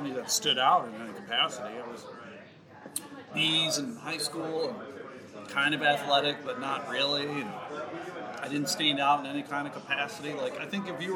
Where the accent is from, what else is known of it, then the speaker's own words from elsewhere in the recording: Buffalo, New York, United States; moved away as an adult; also born or lived in Jamestown, New York / Massachusetts / Georgia; now in Michigan, United States; I was born in Jamestown, New York, and I grew up right outside of Buffalo, New York.